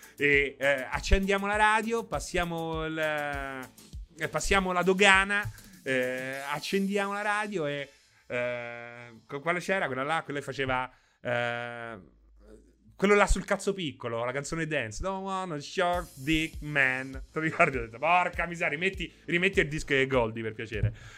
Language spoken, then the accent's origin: Italian; Rome, Lazio, Italy; io so di Roma